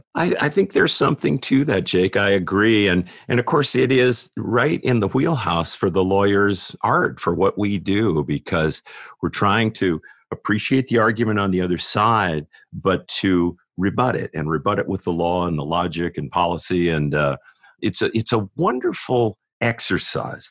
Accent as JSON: {"language": "English", "town": "San Diego", "region": "California", "country": "United States", "tie": "born or raised there", "also_born_or_lived": "Greenville, South Carolina / Los Angeles", "moved": "as an adult", "lives_now": "Atlanta, United States", "said": "I grew up in San Diego"}